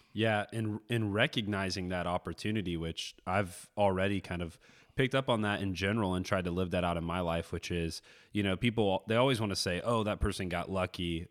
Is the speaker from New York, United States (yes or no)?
no; Florida, United States; a kid growing up in Florida